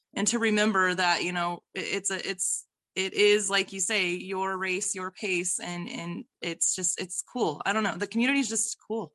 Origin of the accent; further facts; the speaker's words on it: Idaho, United States; I am forty years old, and I am from Idaho